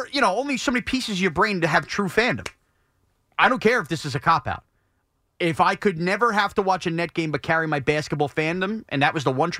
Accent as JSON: {"language": "English", "area": "Long Island", "region": "New York", "country": "United States", "tie": "born or raised there", "said": "Growing up on Long Island"}